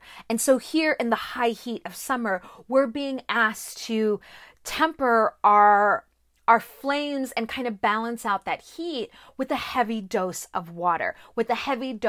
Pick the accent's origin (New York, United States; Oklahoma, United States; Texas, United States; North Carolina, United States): Texas, United States; Corpus Christi; I grew up in South Texas, in Corpus Christi. There were beaches everywhere.